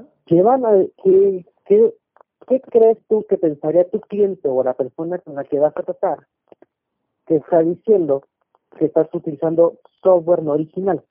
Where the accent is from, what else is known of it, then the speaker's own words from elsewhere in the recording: Mexico City, Mexico; yo radico y soy originario de la Ciudad de México, nací en el 81.